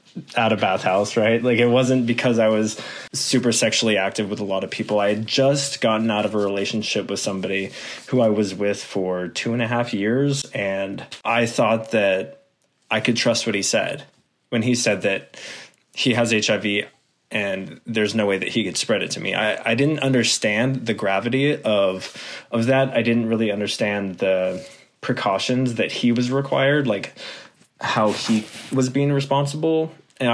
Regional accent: Concord, California, United States; also born or lived in San Francisco; now in Sacramento, United States; I grew up in the Bay Area, Concord, Walnut Creek area

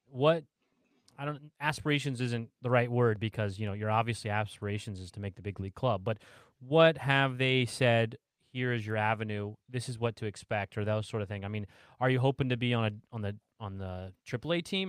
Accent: Indiana, United States; I'm from Indiana

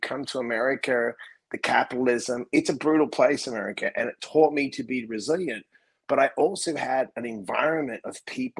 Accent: Australia; also born or lived in Sydney; now in New York, United States; I lived in Sydney. So here's a question for you. Growing up in Australia

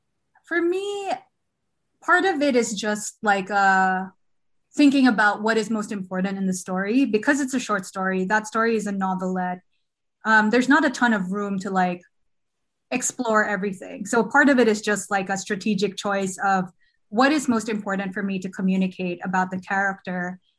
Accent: Philippines; I don't think so, because I'm a Filipino and I wrote it.

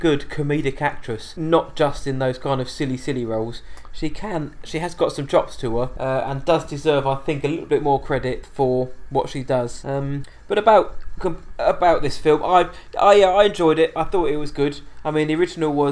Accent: England, United Kingdom; I am English

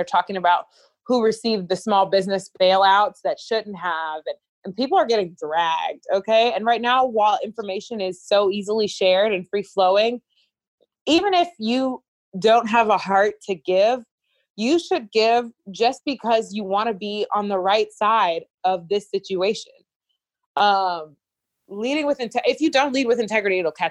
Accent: Liberia; moved away; also born or lived in United States; someone who's from Liberia

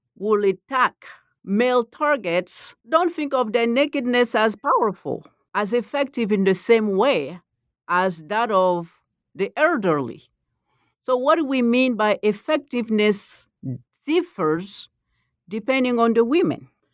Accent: Côte d’Ivoire; first language Malinke; English is a second language; moved away; also born or lived in Texas; I'm from the Ivory Coast

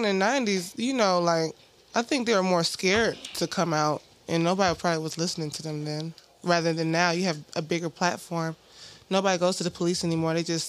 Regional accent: Michigan, United States; I'm from Michigan

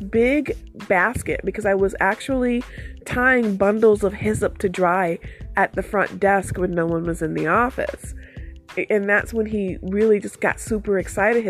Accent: Detroit, Michigan, United States; I live in the city and I grew up in Detroit itself

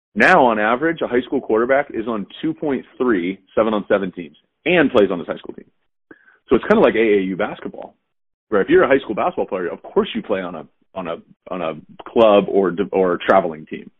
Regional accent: Southern California, United States; moved away as an adult; also born or lived in Texas / Cincinnati / Chicago / Jacksonville; I grew up in Southern California

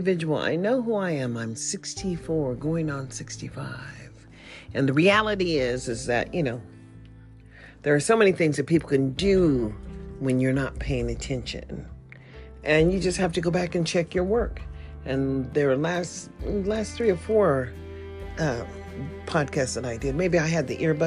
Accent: United States; as an American

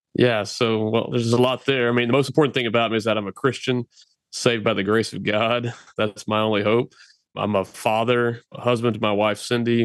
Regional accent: Texas, United States; to work right here in my home state

